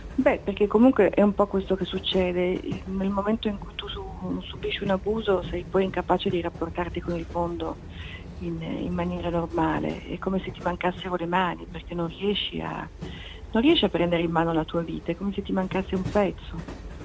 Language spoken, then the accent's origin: Italian; Turin, Piedmont, Italy; moved away as an adult; also born or lived in New York / Milan; poi mi sono trasferita a Torino che peraltro è la mia città d'origine